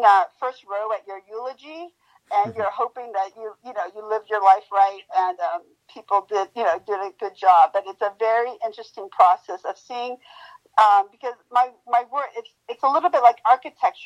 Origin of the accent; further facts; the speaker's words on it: Mexico; moved away; I hail from Mexico